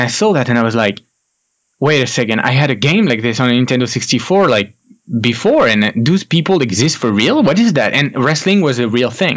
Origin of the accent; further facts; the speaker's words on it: France; I am French. I grew up in France. I was born in France.